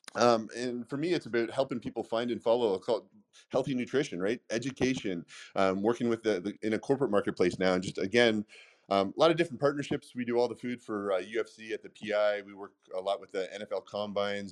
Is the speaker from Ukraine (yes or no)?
no; Canada; accent: Canadian; now in United States; I grew up not in the states. I grew up in Canada